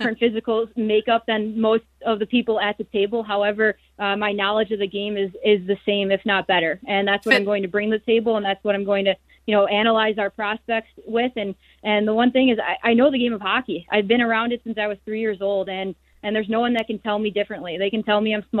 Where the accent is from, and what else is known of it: Chicago, Illinois, United States; born or raised there